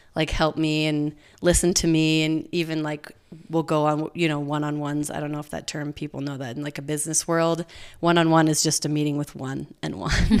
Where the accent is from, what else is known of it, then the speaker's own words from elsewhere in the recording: Provo, Utah, United States; I grew up in Provo, went to Provo High, went to B Y U